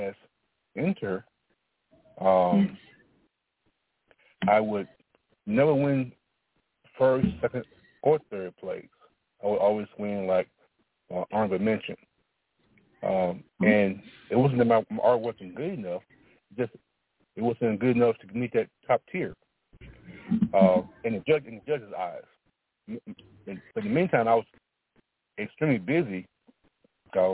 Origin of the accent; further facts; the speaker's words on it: Alabama, United States; I was born in Alabama